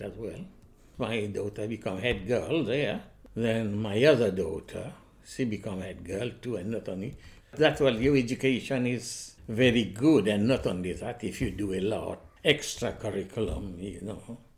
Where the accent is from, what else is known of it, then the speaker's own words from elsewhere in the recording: Mauritius; moved away as an adult; also born or lived in Manchester; now in United Kingdom; I came to this country in 1960 and I was born in Mauritius